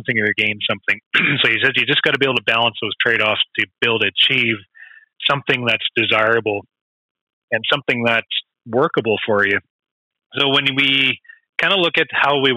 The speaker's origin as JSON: {"language": "English", "country": "Canada", "said": "we are Canadian beekeepers"}